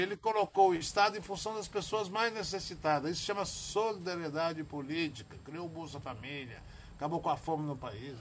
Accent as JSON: {"language": "Portuguese", "town": "Buriti Alegre", "region": "Goiás", "country": "Brazil", "said": "lá na minha cidade, Buriti Alegre"}